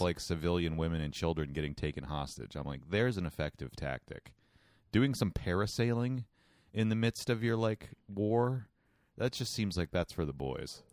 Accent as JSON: {"language": "English", "country": "United States", "said": "I'm an American"}